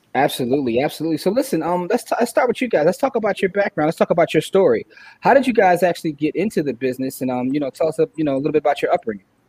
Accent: Philadelphia, Pennsylvania, United States; We're from Philly.

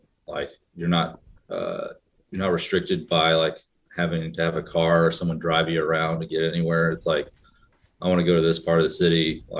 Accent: Indiana, United States; also born or lived in New York City; I grew up in Indiana, but I also grew up in New York City.

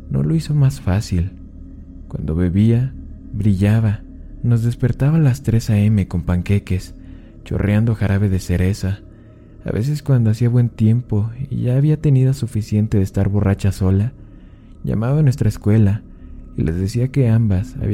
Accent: Mexico; Yo, yo también soy de México y ella ama el contenido

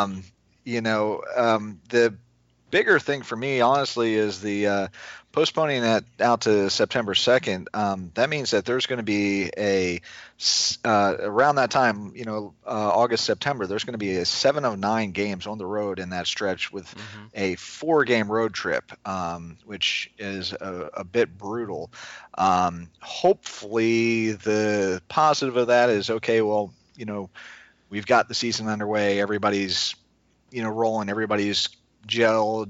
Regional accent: Maryland, United States; now in Florida, United States; I grew up in Maryland

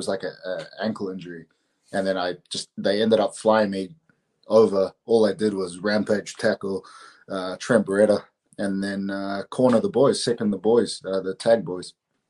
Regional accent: New Zealand; say I'm New Zealander. I say I'm Māori. So we're like the indigenous people of New Zealand, which you can see here, right at this Māori flag.

